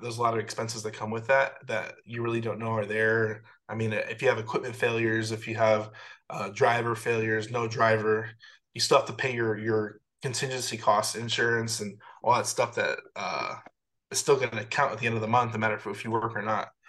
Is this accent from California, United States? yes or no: no; Chicago, Illinois, United States; moved away as an adult; now in Atlanta, United States; I'm originally from Chicago